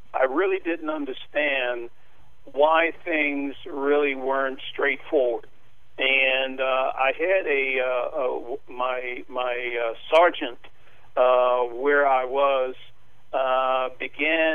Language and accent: English; New York, United States; I was born and raised in Spanish Harlem